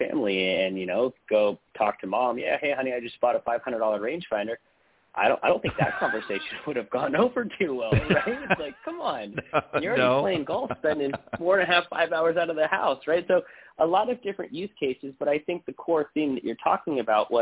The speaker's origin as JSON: {"language": "English", "region": "Southern California", "country": "United States", "tie": "born or raised there", "said": "We grew up together, and we grew up in Southern California"}